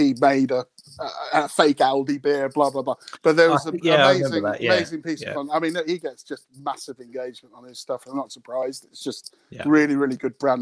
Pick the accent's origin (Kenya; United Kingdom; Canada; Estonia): United Kingdom; my British sense of humour